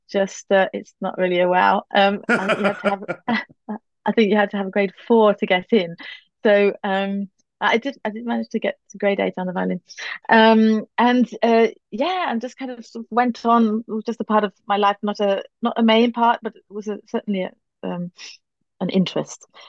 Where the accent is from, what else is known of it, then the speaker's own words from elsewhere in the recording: Northumberland, just outside Newcastle upon Tyne, North East England, United Kingdom; also born or lived in Manchester; now in Berlin, Germany; I was born in Manchester, um, and then my parents moved around a little bit, but I grew up mainly in Northumberland, just outside Newcastle upon Tyne